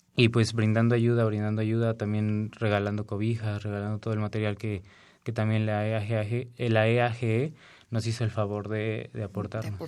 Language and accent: Spanish; Mexico; nosotros como mexicanos